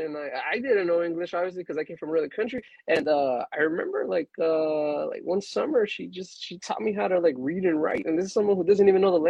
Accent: Los Angeles, California, United States; also born or lived in Mexico; I was born in Mexico, and but I've been raised most of my life here in L.A. I got here pretty young, like around 3. So that's where I reside, Los Angeles

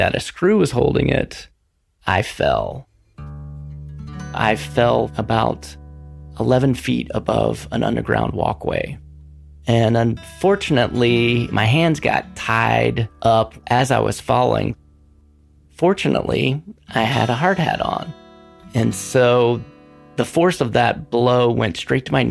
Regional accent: North Carolina, United States; now in Portland, United States; I am born and raised in North Carolina

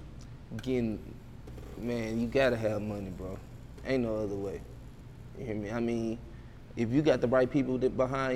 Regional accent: Little Rock, Arkansas, United States; I'm from Little Rock

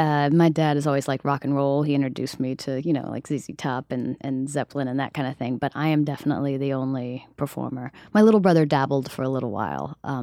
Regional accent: Summerville, South Carolina, United States; also born or lived in Charleston, South Carolina; now in New York City, United States; I grew up in South Carolina.

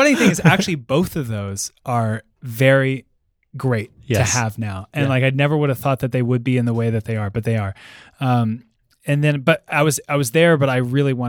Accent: East Coast, United States; I grew up there on the East Coast and then went to school on the East Coast too. Mm-hmm. And I moved out here in 2007.

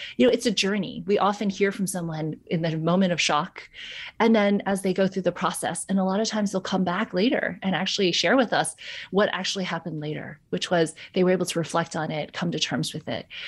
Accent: New York, United States; I'm from New York

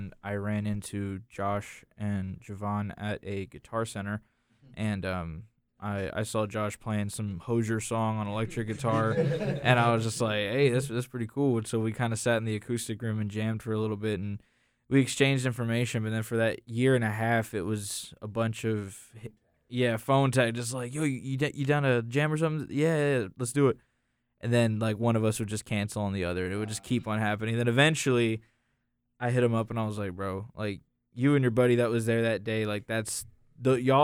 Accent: United States; Kevin and I, were from Randolph County

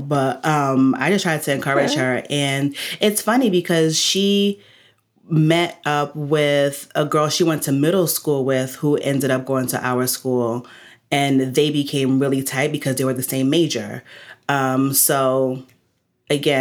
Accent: New Jersey, United States; I'm from Jersey

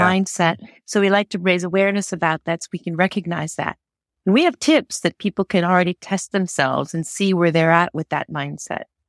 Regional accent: Connecticut, United States; moved away as an adult; now in Geneva, Switzerland; I grew up in the United States, in the state of Connecticut

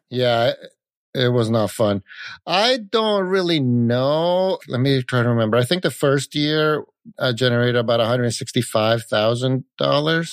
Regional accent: Italy; moved away as an adult; also born or lived in California; I grew up in Italy, and I moved to California to go to Silicon Valley

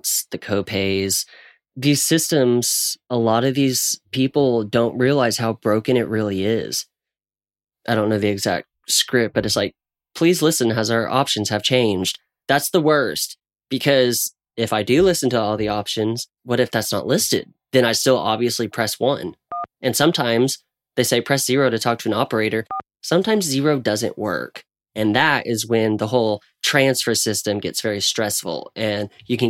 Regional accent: Ponca City, Oklahoma, United States; also born or lived in Stillwater; I drive back and forth from Oklahoma City to my hometown, Ponca, to Stillwater

